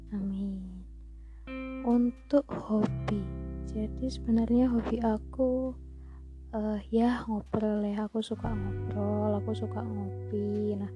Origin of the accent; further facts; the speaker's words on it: Banyuwangi, East Java, Indonesia; also born or lived in Malang / Jombang; Banyuwangi karena kebetulan orang tua aku tinggal di sana jadi aku uh, eh, SD juga di Banyuwangi tapi aku lahir aslinya di kota Malang untuk SMP aku sekolah di salah satu pondok pesantren di Jombang